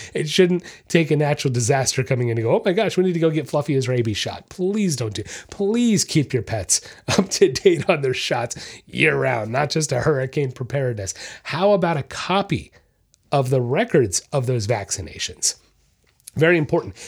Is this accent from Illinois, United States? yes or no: no; Orlando, Florida, United States; I'm from Orlando, that's where I was raised